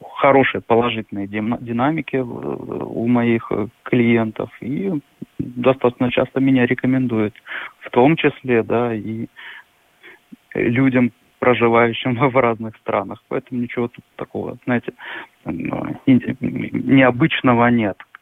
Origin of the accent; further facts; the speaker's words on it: Novosibirsk, Novosibirsk Oblast, Russia; moved away as an adult; now in Germany; я из Сибири, и там, и там очень холодно